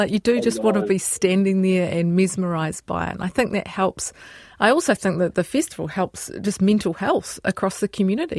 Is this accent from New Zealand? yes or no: yes; Christchurch, Canterbury, New Zealand; my hometown of Christchurch, Ōtautahi